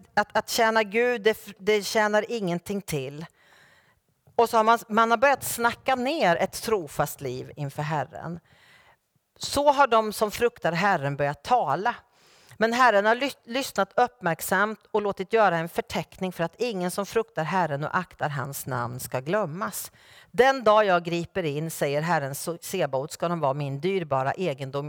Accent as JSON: {"language": "Swedish", "town": "Norrköping", "region": "Östergötland", "country": "Sweden", "tie": "born or raised there", "said": "min hemförsamling i Norrköping där jag är född och uppvuxen"}